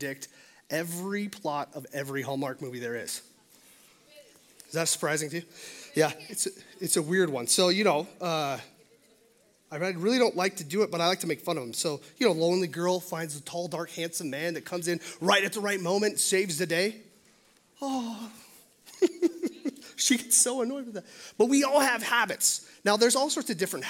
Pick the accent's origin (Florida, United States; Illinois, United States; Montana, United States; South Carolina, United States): Montana, United States; Billings; also born or lived in Los Angeles; I'm born and raised in Billings, Montana. This is my home.